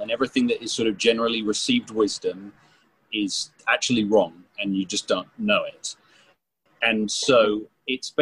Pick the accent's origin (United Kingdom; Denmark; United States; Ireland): United Kingdom; I'm British